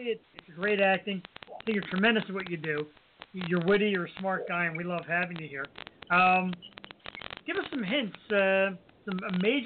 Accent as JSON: {"language": "English", "town": "Philadelphia", "region": "Pennsylvania", "country": "United States", "tie": "born or raised there", "said": "I'm from Philly. Originally born and raised. Right now I live right outside of Philly."}